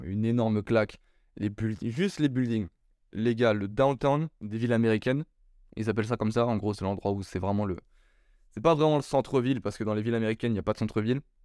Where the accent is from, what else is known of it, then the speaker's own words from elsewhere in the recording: France; also born or lived in Bordeaux; Je suis français